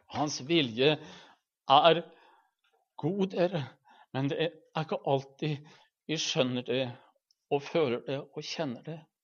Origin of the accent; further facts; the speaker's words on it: Halden, Østfold, Norway; hjemme i Halden